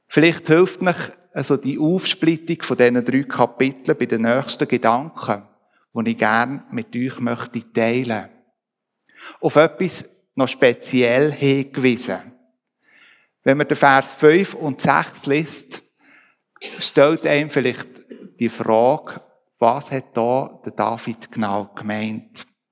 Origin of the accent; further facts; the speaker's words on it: Switzerland; bei uns in der Schweiz